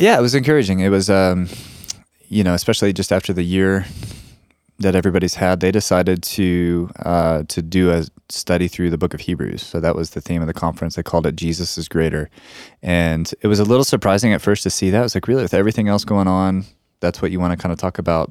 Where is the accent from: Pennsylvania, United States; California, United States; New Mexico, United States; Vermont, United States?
New Mexico, United States; we're, we're from New Mexico